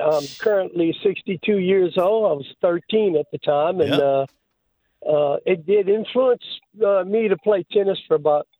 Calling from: Lake Charles, Louisiana, United States; In Lake Charles, Louisiana.

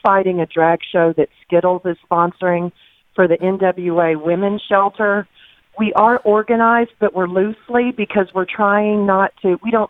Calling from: Arkansas, United States; I'm calling from Arkansas, and I tell you, we're the heartland

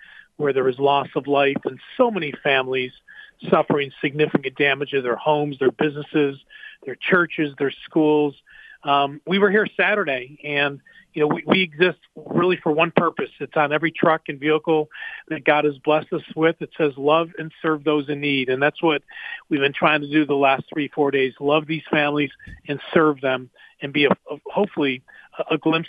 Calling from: Amory, Mississippi, United States; I'm calling in from Amory, Mississippi.

